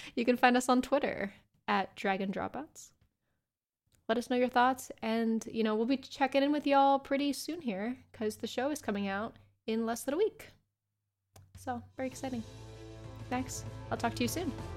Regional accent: United States; I'm American

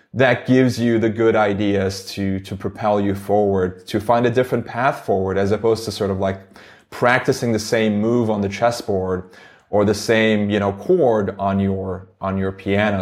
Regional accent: Istanbul, Turkey; English is a second language; moved away as an adult; now in United States; I grew up in Istanbul, Turkey.

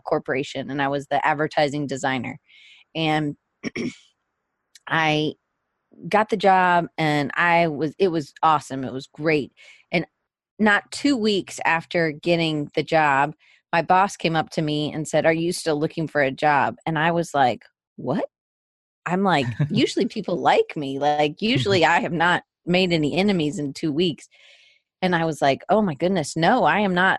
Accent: Atlanta, Georgia, United States; moved away as an adult; also born or lived in Auburn, Alabama / Denver, Colorado; I grew up in the South, so uh, in Atlanta, Georgia

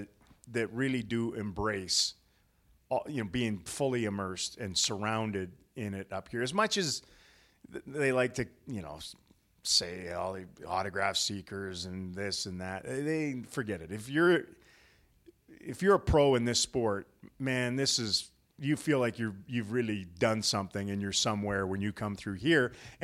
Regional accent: Western Canada, Canada; now in Dallas, United States; I love Western Canadians. I'm from Western Canada.

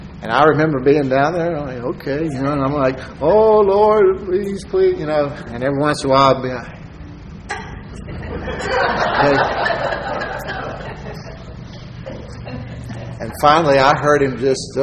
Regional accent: Texas, United States; I'm a Texan

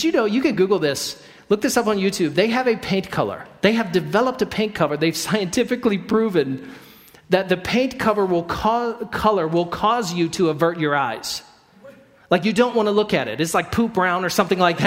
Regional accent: Idaho, United States; We're from Idaho.

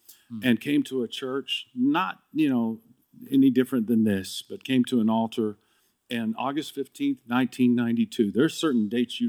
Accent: Dallas, Texas, United States; now in California, United States; Because I came to California from Dallas when we moved out here.

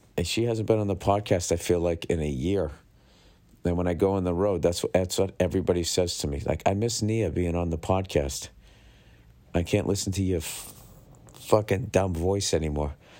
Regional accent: Boston, Massachusetts, United States; growing up in Boston

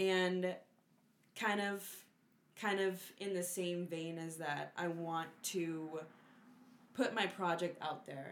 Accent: Puerto Rico; I'm from Puerto Rico and we listen to, like, Bomba y Plena

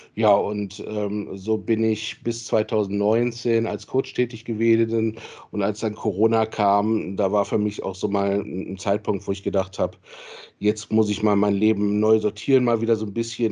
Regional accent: Solingen, North Rhine-Westphalia, Germany; moved away as an adult; also born or lived in Marburg / Cologne; Ich komme aus Solingen gebürtig, äh, wohne auch inzwischen wieder in Solingen

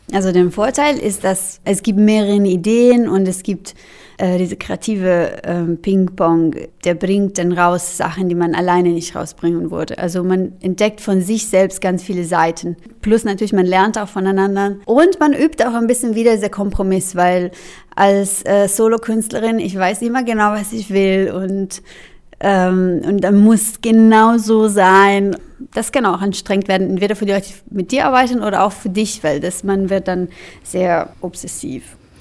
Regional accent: Milan, Lombardy, Italy; German is a second language; now in Berlin, Germany; ich komme aus Mailand

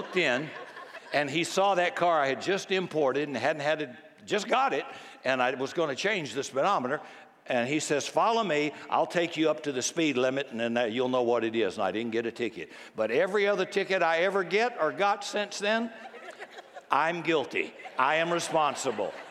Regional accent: Texas, United States; I'm a Texan

